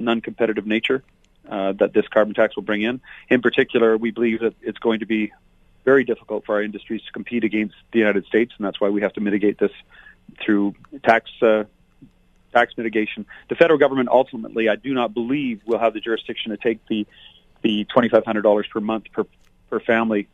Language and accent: English; Fort McMurray, Alberta, Canada; This is my home. It's been my home for over 50 years. I'm from Fort McMurray